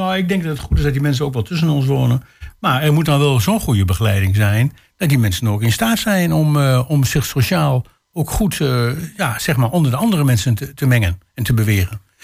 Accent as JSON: {"language": "Dutch", "town": "Hengelo", "region": "Overijssel", "country": "Netherlands", "tie": "born or raised there", "said": "geboren en getogen in Hengelo. Al eh, mijn hele leven hier gewoond"}